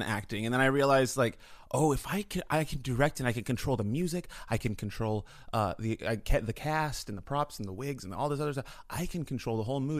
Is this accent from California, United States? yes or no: yes; California, United States; I lived in San Francisco. I grew up in the Bay Area